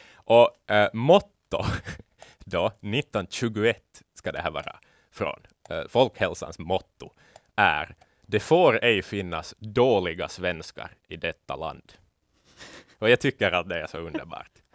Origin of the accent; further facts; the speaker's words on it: Finland; vi finlandssvenskar